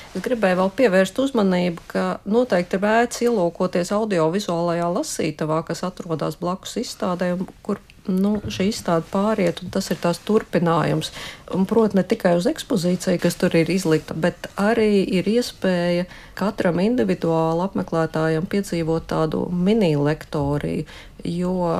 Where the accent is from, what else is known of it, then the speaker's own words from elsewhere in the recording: Riga, Latvia; also born or lived in Moscow; es esmu no Rīgas